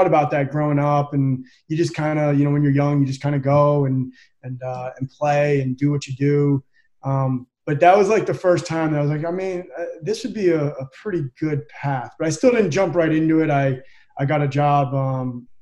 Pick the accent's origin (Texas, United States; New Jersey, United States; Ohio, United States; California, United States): New Jersey, United States; Holmdel; moved away; I grew up in Central Jersey, a little small town called Homedale, New Jersey